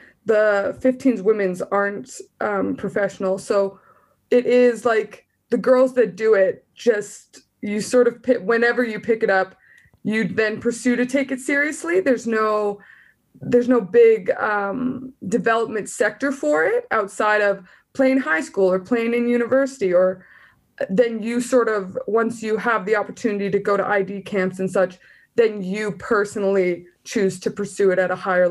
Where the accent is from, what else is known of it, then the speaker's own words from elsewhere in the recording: southern Alberta, Canada; moved away; I'm from Alberta, and southern Alberta